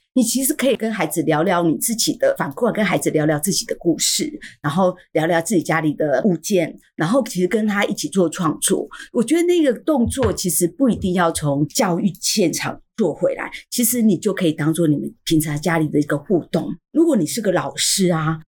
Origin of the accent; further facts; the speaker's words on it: Taiwan; 我们就是台湾人